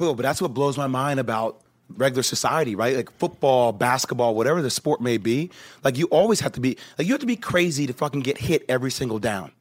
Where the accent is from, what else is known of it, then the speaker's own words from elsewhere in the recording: New Jersey, United States; I grew up in Jersey